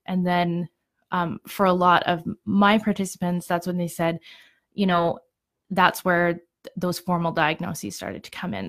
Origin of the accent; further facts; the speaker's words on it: Ontario, Canada; moved away as an adult; now in Calgary, Canada; I came to Calgary, some, I'm originally from Ontario